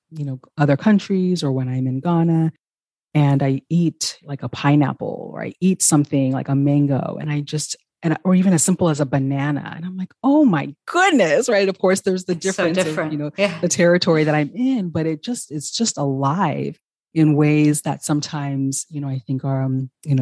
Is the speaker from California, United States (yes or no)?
yes; California, United States; growing up in California